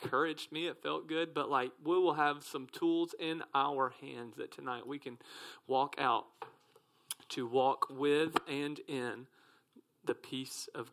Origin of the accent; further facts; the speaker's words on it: South Mississippi, United States; I'm from South Mississippi